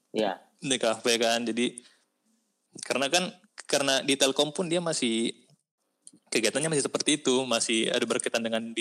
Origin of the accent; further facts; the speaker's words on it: South Sulawesi, Indonesia; apalagi kalau daerah-daerah kayak kita kan daerah-daerah kampung kita kan dari daerah Bugis gitu kan